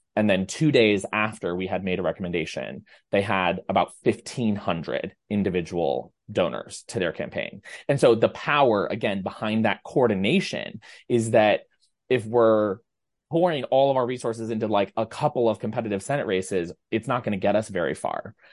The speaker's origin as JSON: {"language": "English", "region": "Ohio", "country": "United States", "moved": "yes", "lives_now": "New York, United States", "said": "you and I both live in New York, but we're both from Ohio"}